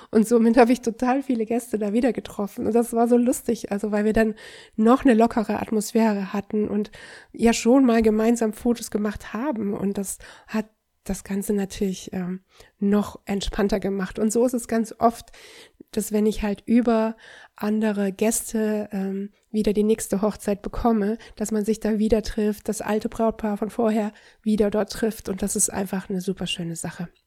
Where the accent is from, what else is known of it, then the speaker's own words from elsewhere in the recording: Düsseldorf, North Rhine-Westphalia, Germany; ich bin Düsseldorfer